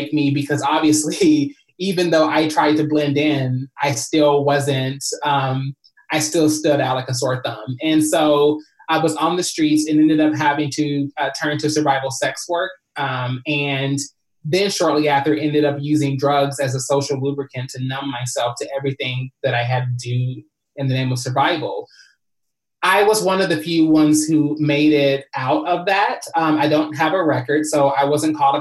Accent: Kentucky, United States; moved away as an adult; now in Los Angeles, United States; I came from Kentucky when I was 19 years old

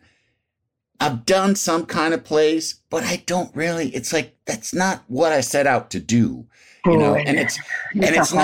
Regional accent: Illinois, United States; I grew up in Illinois, and I went to film school in Chicago.

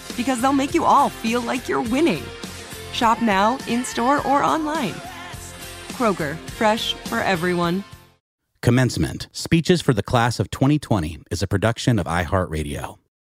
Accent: New York City, New York, United States; accent: New York; my New York accent was too strong

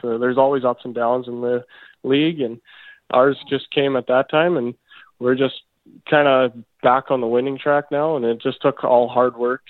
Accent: Debden, Saskatchewan, Canada; I call home Debden, Saskatchewan. It's a small town, but 150 people, 200 people, and that's where I grew up.

